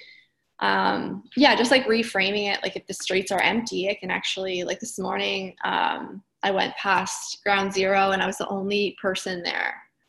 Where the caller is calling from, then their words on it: Brooklyn, New York, United States; So I'm in Brooklyn, New York. This is where I live and work and run.